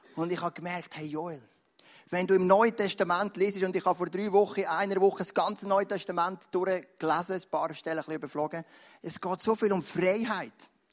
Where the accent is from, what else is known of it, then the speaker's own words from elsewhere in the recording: Switzerland; als Schweizer Christen